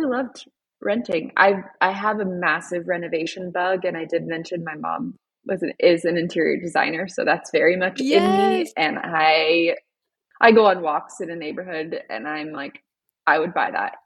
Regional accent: Florida, United States; moved away as an adult; also born or lived in Fredericksburg, Virginia; now in Colorado, United States; we actually both are Florida babies. We grew up in Florida, met in Florida, got married in Florida

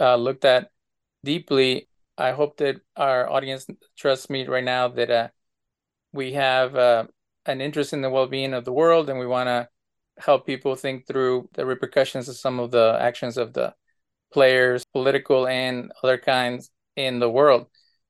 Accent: Mexico; people know that I'm from Mexico.

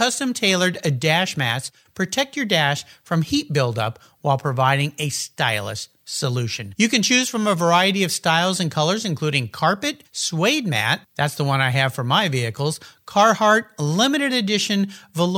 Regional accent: San Diego, California, United States; now in Lakewood, Washington, United States; having grown up in Southern California myself, just south of you in San Diego

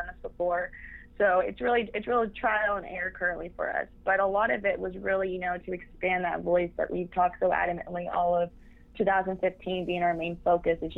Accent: Austin, Texas, United States; I am from Austin, Texas

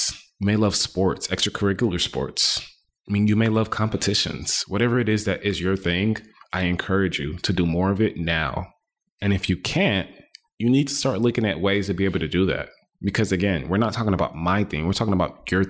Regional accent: Houston, Texas, United States; also born or lived in Dallas, Texas; Houston, my hometown, where all my family is, where all my friends are.

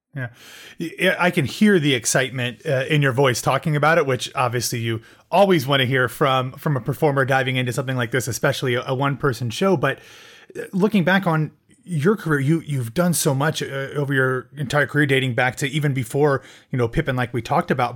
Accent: Midwest, United States; moved away as an adult; also born or lived in Ohio; now in Florida, United States; I grew up in the Midwest

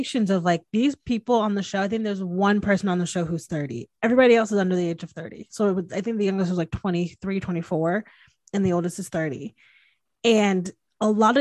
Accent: Connecticut, United States; moved away as an adult; growing up in the Northeast, and not my family, but just like how traditional Connecticut is

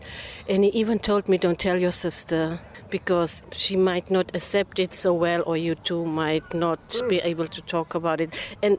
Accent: Namibia; also born or lived in South Africa; I grew up in half in Namibia and half in South Africa. And my dad, because he is a preacher, we moved around a lot.

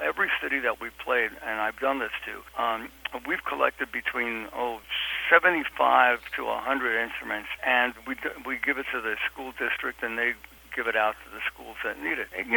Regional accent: New York City, New York, United States; I come from Brooklyn, from Williamsburg, Brooklyn, which when I grew up there was a dump, and my high school was a dump

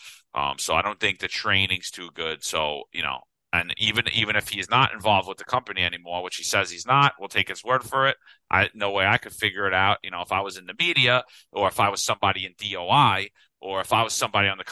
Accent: New York City, New York, United States; I grew up in Bensonhurst

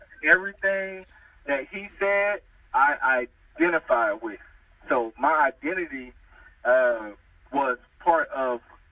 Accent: Louisiana, United States; moved away as an adult; now in California, United States; I was born in California, and I moved to Louisiana when I was like 6 years old

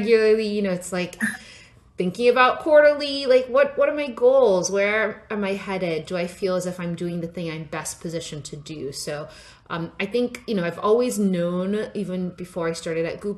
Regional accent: Nigeria; I was born in Nigeria and grew up there

